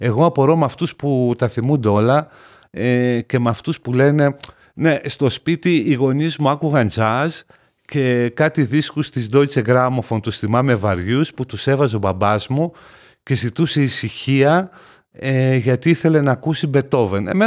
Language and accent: Greek; Thessaloniki, Central Macedonia, Greece; Εγώ γεννήθηκα και μεγάλωσα στη Θεσσαλονίκη.